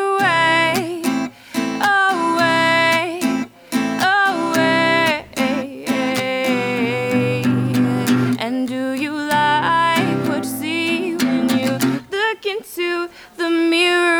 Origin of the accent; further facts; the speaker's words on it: Portland, Maine, United States; moved away as an adult; now in Burlington, United States; I'm from Portland, Maine. I've been in Burlington for August will be 6 years